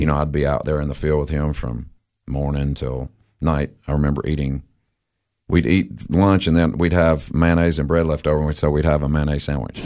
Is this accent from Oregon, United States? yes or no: no; Crossville, Tennessee, United States; moved away as an adult; now in Cookeville, United States; I was born in Crossville, uh, graduated from Cumberland County